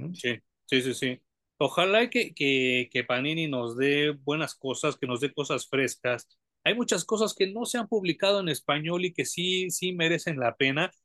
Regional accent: Mexico; como mexicanos

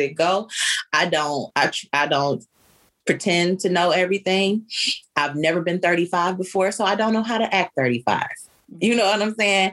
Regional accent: Detroit, Michigan, United States; my great grandmother was French and I'm from Detroit, Detroit

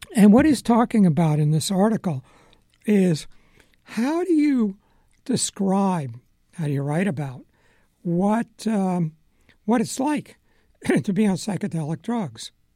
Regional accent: Long Island, New York, United States; moved away as an adult; also born or lived in Philadelphia; I grew up on Long Island, spent time in New York City, and I go to school in Philadelphia.

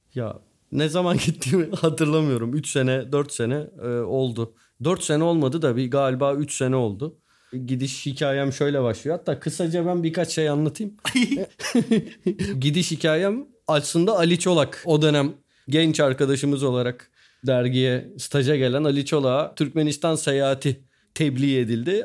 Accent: Turkey; biz Türk'üz ve Müslüman'ız

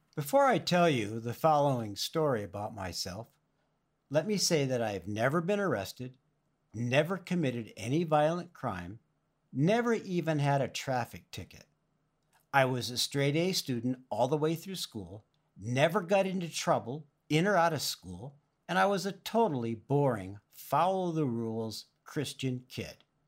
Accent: Oxnard, California, United States; When I was growing up in Oxnard, California, in Ventura County near the beach

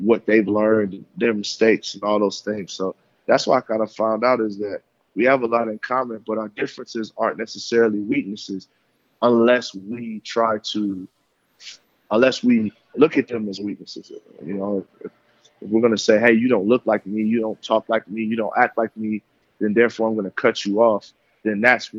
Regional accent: Tennessee, United States; also born or lived in Michigan; I came from Michigan and I grew up in Tennessee.

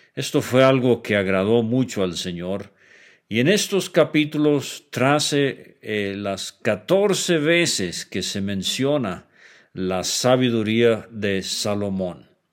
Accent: Venezuela; yo crecí como muchacho en Venezuela

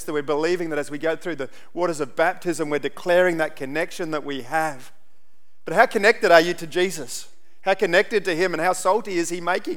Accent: Central Australia, Australia; also born or lived in Papua New Guinea; growing up in Central Australia

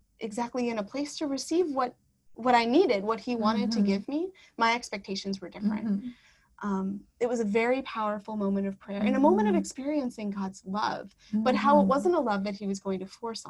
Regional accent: Wisconsin, United States; moved away; I'm from Wisconsin, so New York City, Wisconsin are two very different places.

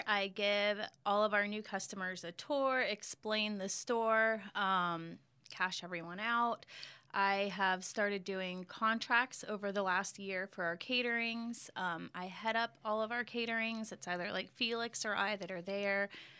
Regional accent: Virginia, United States; born there; My mom was born and raised in Florida, but I was born in Virginia and moved all over all the time.

